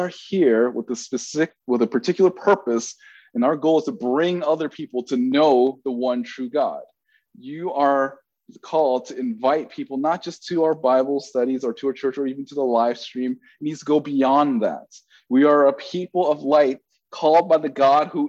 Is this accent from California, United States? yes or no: yes; Bay Area, California, United States; I'm from the Bay Area